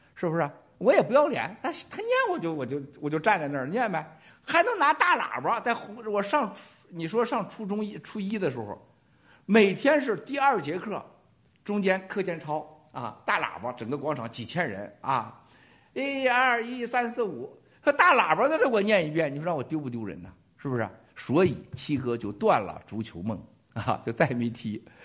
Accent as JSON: {"language": "Chinese", "country": "China", "said": "这是我们中国人"}